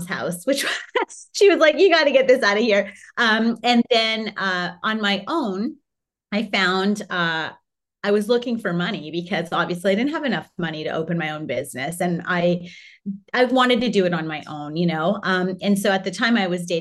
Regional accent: Canada; My husband's Hawaiian, I'm Canadian, the kids are dual.

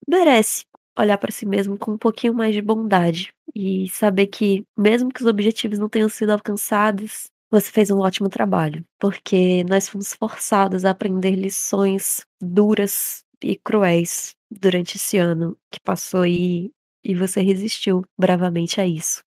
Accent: Brazil; sendo brasileiro

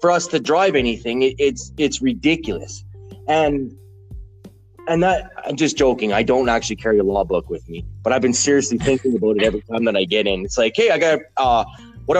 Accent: Alberta, Canada; I've grown up in Canada. I was born and raised Canadian. I'm from Alberta.

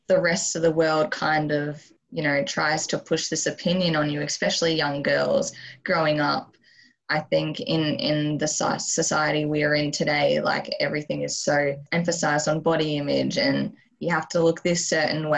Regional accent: Queensland, Australia; also born or lived in Albury-Wodonga, Victoria, Australia; I was born in Albury, Wodonga, which is a very small town in Victoria, before moving to Queensland when I was three

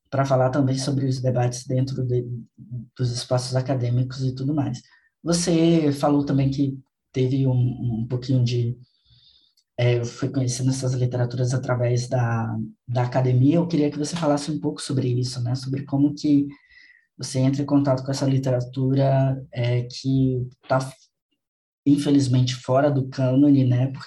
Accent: Salvador, Bahia, Brazil; Eu sou baiano, eu sou de Salvador

